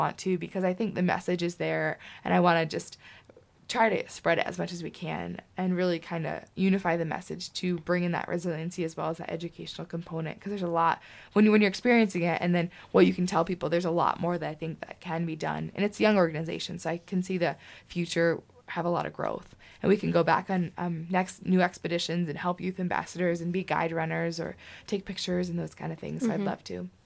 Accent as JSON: {"language": "English", "region": "Michigan", "country": "United States", "said": "I said, no, Michigan"}